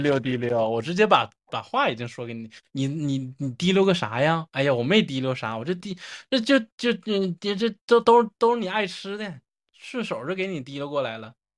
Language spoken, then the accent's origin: Chinese; Northeast China, China; accent: Northeastern Mandarin; 我们方言对蜻蜓的称呼